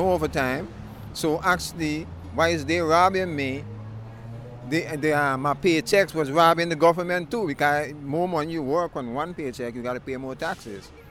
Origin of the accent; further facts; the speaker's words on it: Guyana; now in New York, United States; I come from Guyana. The only English-speaking country in the Caribbean.